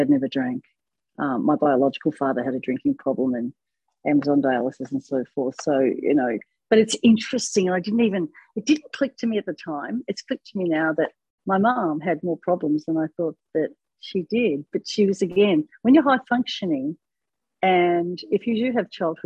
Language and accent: English; Australia; I'm from Australia